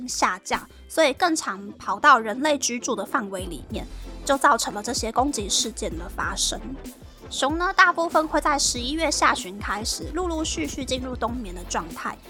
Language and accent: Chinese; Taiwan; 身为台湾人，其实我还蛮期盼日本的技能实习生的工作环境还有薪资可以变得更好。